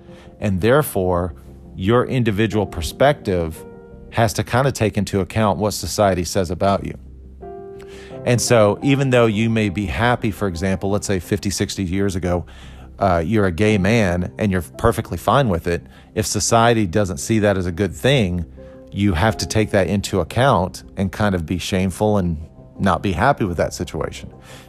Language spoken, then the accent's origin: English; Costa Rica; born there; the fact that I was born in Costa Rica, all these things that were kind of good or bad.